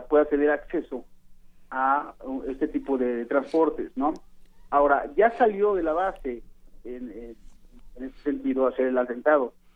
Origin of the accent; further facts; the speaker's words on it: Mexico; me refiero a, a los mexicanos